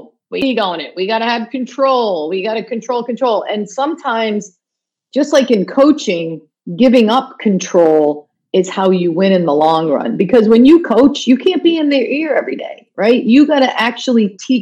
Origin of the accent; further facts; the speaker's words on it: United States; moved away as an adult; now in Toronto, Canada; I'm an American